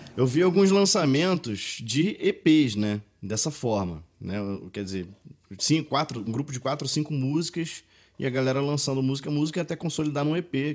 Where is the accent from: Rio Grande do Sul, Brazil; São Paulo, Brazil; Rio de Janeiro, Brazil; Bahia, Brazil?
Rio de Janeiro, Brazil; Maricá; moved away as an adult; also born or lived in Pará; now in Belo Horizonte, Brazil; sou paraense, crescido, no, criado no Rio de Janeiro, em Maricá, Rio de Janeiro, agora 10 anos já morando em Minas Gerais